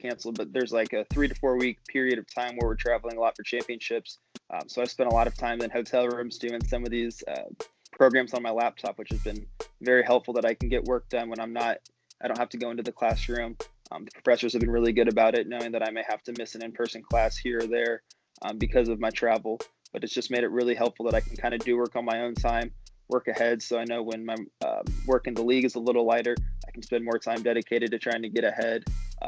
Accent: Indianapolis, Indiana, United States; I'm from Indianapolis, lived here my whole life

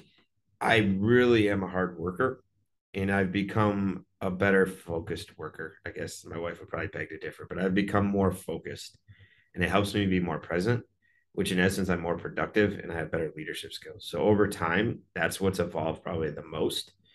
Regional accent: Wisconsin, United States; moved away; also born or lived in Chicago, Illinois; I'm from Wisconsin

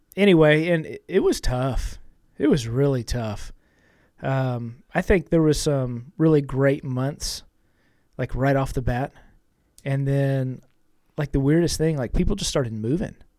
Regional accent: Austin, Texas, United States; I came back to Austin. I was born in Austin, you know, went off to school.

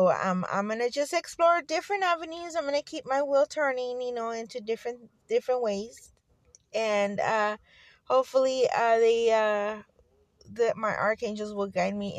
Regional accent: Fresno, California, United States; I grew up here in Fresno, in the outskirts of Fresno, actually, on the sticks. But I was born here in Fresno

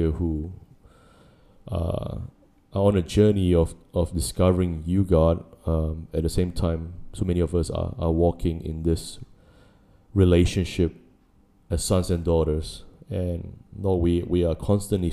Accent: New Zealand; now in Singapore; I grew up in New Zealand

